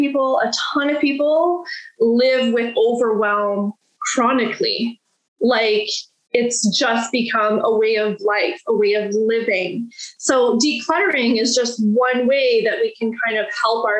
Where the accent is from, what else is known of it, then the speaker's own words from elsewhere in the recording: Listowel, Ontario, Canada; I'm from Listowel, Ontario, and that's where my coaching practice is right now.